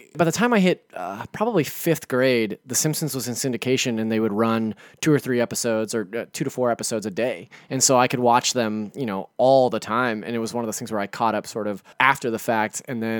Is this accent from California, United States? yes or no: yes; Sacramento, California, United States; I'm from the Sacramento area